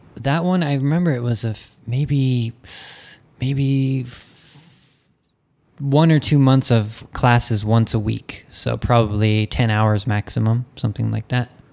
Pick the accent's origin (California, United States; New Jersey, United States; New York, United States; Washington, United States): California, United States; moved away; I'm American